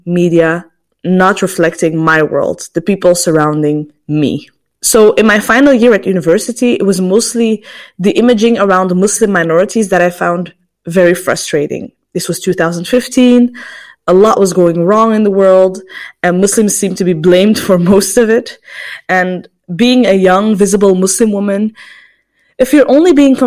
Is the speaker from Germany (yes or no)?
no; Antwerp, Flanders, Belgium; I was born in Antwerp in Belgium